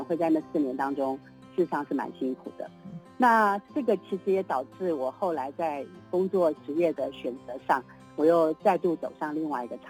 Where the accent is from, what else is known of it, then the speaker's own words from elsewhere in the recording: Taipei, Taiwan; 台北人，对，oh, okay. 嗯、我我出生在这种公务人员家庭里面呢